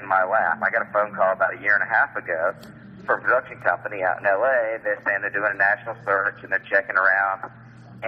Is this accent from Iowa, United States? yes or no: no; Atlanta, Georgia, United States; I grew up in Atlanta in the antique business